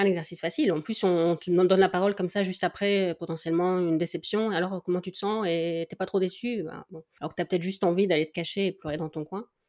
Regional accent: Dunkirk, Hauts-de-France, France; je suis née à Dunkerque

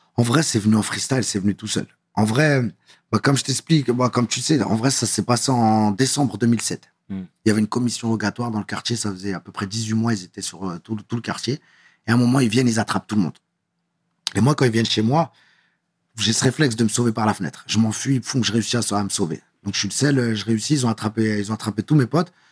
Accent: Paris, Île-de-France, France; Je suis vraiment de Belleville

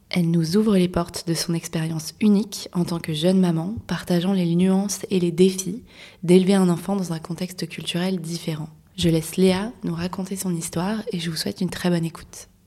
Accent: France; now in Denmark; en tant que Français euh, au Danemark

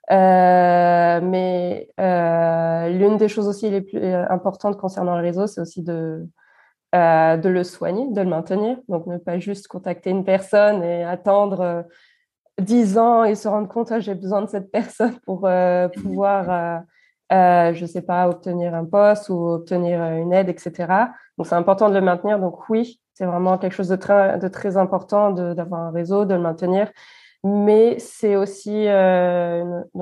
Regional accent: France; now in Germany; ça m'a manqué par rapport à ce que où j'ai grandi en France. Quand j'étais en, en, France, je trouve que c'est quelques, enfin, les milieux où j'étais, c'était beaucoup plus diversifié

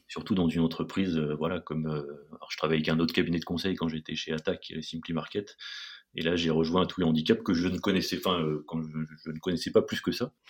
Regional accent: Paris region, Île-de-France, France; je suis parisien d'origine, hein, enfin région parisienne en tout cas

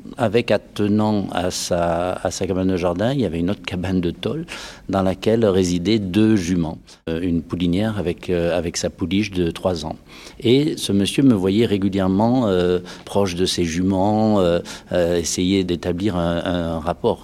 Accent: Dordogne, Nouvelle-Aquitaine, France; je suis originaire de la Dordogne

